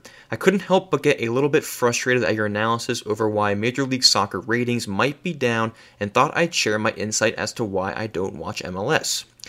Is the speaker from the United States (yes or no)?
yes; St. Petersburg, Florida, United States; I'm personally from St. Petersburg, so we have the Tampa Bay Rowdies.